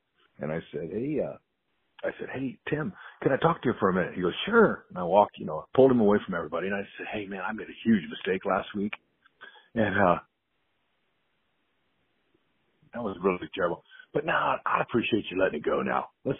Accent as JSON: {"language": "English", "town": "Fresno", "region": "California", "country": "United States", "tie": "born or raised there", "moved": "as an adult", "said": "growing up in Fresno, California"}